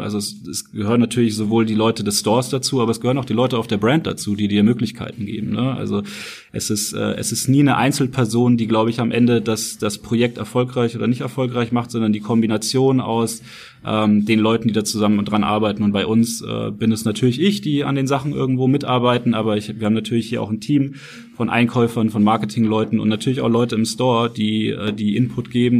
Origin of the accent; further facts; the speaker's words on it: Nuremberg, Bavaria, Germany; moved away as an adult; also born or lived in Frankfurt; ich komme eigentlich ursprünglich aus Nürnberg, aus dem Süden